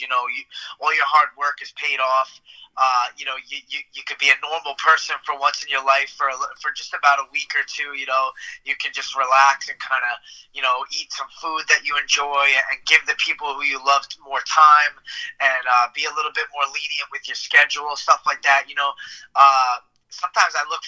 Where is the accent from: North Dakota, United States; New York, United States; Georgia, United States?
New York, United States; New York City; to fight in front of my hometown crowd